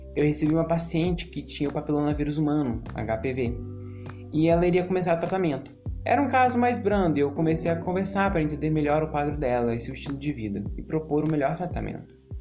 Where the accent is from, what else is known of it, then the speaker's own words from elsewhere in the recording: Brazil; como brasileiros